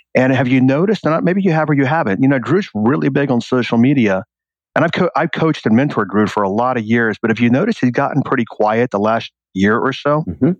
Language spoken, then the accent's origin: English; rural Texas, United States; moved away as an adult; also born or lived in New York City; I lived in a town that had one stoplight and it was literally rural Texas living.